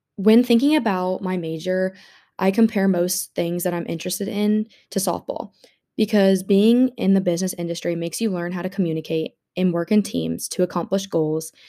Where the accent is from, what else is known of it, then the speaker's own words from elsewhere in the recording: Jefferson City, Missouri, United States; moved away as an adult; also born or lived in Arkansas; My dad is a business owner in my hometown in Jefferson City, Missouri